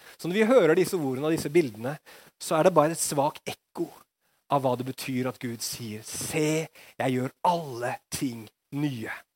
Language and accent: Norwegian; Norway